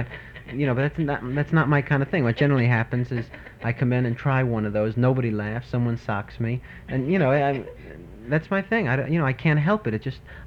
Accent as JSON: {"language": "English", "town": "New York City", "region": "New York", "country": "United States", "said": "I am from Brooklyn."}